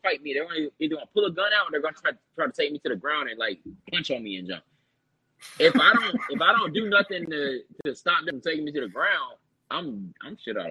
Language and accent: English; Atlanta, Georgia, United States; moved away as an adult; also born or lived in North Carolina / Philadelphia; I'm from Atlanta. I'm from Georgia